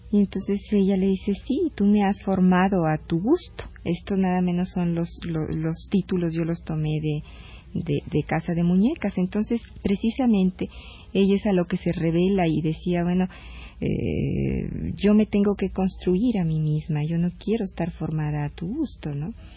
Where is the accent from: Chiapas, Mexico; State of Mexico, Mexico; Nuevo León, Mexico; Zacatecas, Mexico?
Nuevo León, Mexico; mi tierra, Nuevo León